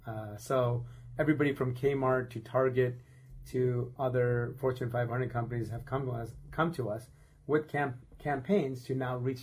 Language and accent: English; Buffalo, New York, United States; Karman Road is the street we grew up on in Buffalo, New York.